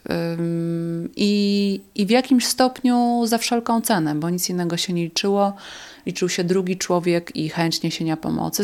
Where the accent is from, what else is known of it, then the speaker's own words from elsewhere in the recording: south-eastern Poland, Poland; w południowo-wschodniej Polsce, skąd pochodzę